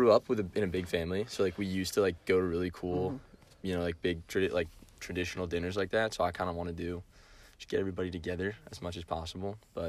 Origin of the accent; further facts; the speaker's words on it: Connecticut, United States; But I'm from